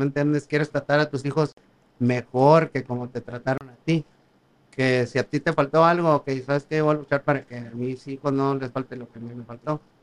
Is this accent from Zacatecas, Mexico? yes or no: yes; Valparaíso, Zacatecas, Mexico; estaba en la primaria allá en, Valparaíso, Zacatecas, de donde soy.